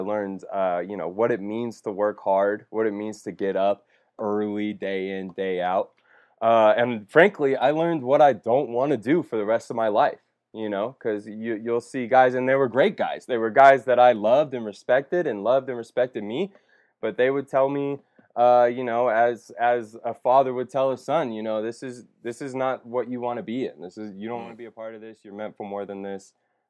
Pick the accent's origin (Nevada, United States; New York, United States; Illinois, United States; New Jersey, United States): Nevada, United States; Las Vegas; So I was born in Vegas. To a great family.